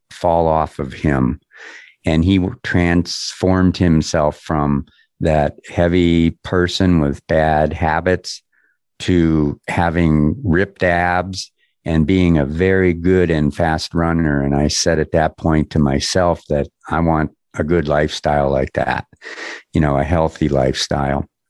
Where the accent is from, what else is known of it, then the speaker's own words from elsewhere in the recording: Erie, Pennsylvania, United States; also born or lived in Los Angeles; now in Denver, United States; my hometown, which is Erie, Pennsylvania, a little suburb called Harbor Creek